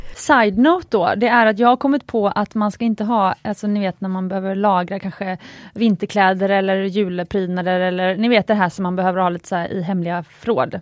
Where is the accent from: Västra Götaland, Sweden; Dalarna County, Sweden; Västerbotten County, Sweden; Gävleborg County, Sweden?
Västra Götaland, Sweden; Gothenburg; jag är uppvuxen i Göteborg